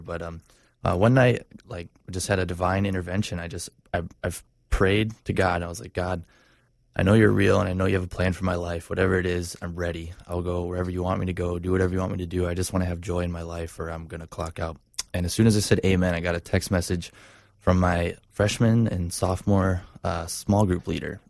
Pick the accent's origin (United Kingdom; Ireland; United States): United States; Stevens Point, Wisconsin; moved away; also born or lived in Orlando; this is up in Wisconsin where I grew up